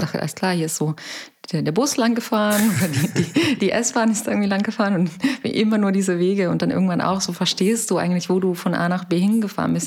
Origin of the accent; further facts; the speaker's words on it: Saxony, Germany; now in Berlin, Germany; ich komme ja aus Sachsen